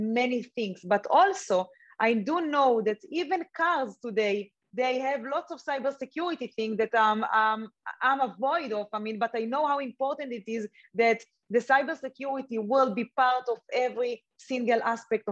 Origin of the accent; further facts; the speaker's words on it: Israel; I grew up in Israel.